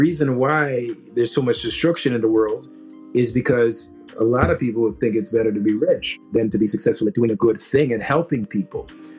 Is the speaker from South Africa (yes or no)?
yes; South Africa; It's not going to benefit me because I'm South African.